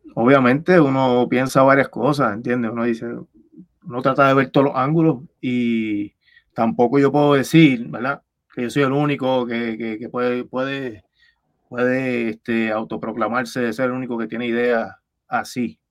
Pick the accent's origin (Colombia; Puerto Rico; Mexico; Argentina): Puerto Rico; Levittown; de Levitown, de donde yo soy